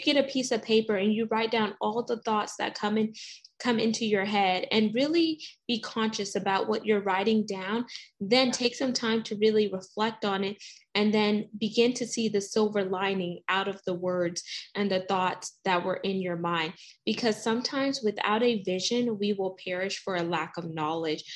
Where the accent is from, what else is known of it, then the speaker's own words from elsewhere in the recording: the South, Texas, United States; I'm from us from the South. Like I live in Texas